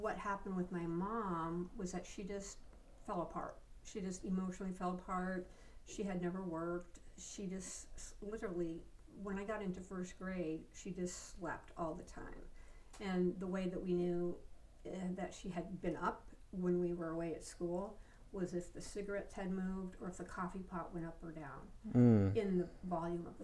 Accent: Spokane, Washington, United States; moved away as an adult; I grew up in Spokane, Washington. I lived there for 19 years

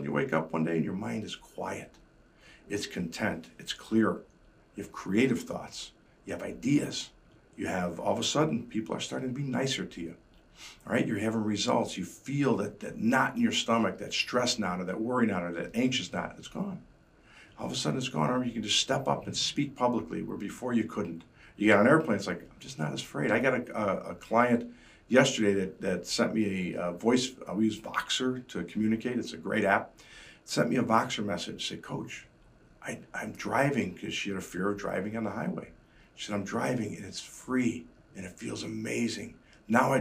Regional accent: Chicago, Illinois, United States; being a Chicagoan

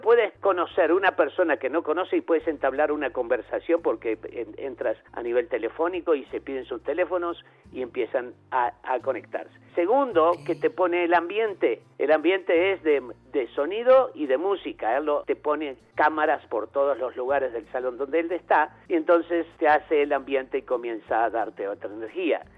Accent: Uruguay; chicas uruguayas, hasta más, de mi pueblo

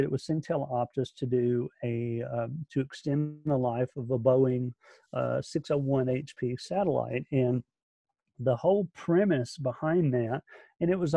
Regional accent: Alabama, United States; I'm from Alabama

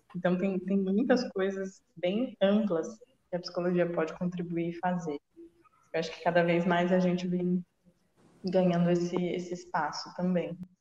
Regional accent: Jundiaí, São Paulo, Brazil; eu sou de Jundiaí, que é uma cidade um pouco menor

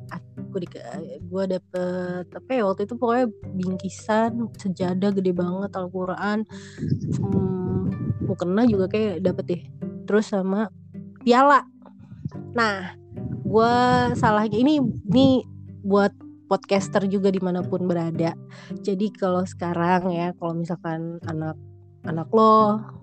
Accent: Jakarta, Indonesia; also born or lived in Bekasi; gue tinggal di Bekasi kan ceritanya misah nih gue dari Priok gue ke Bekasi

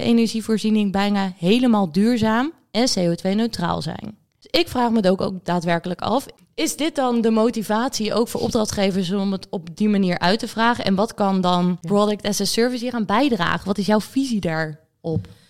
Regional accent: Netherlands; wij als Nederlanders

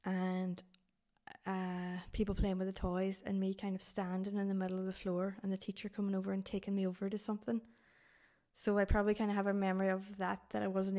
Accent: Dublin, Leinster, Ireland; born there; So I was obviously really tiny baby when I was born in Dublin, was really sick.

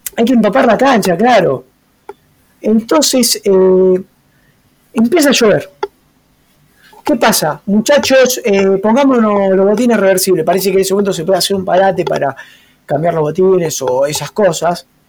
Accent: Argentina; Para nosotros que somos criollos argentinos

